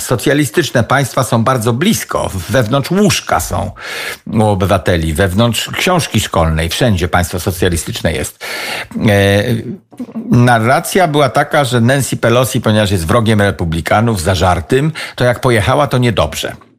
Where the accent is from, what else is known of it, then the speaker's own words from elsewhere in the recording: Kociewie, Pomeranian Voivodeship, Poland; accent: Kociewie dialect; Siedzę na mojej wiosce, na której się wychowałem, patrzę na jezioro przy którym się wychowałem